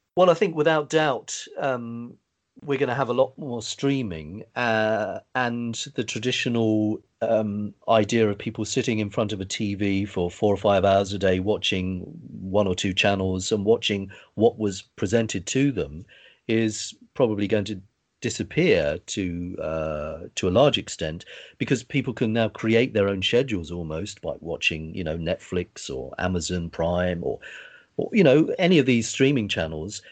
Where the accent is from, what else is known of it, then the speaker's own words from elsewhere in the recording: United Kingdom; I grew up in the Southern area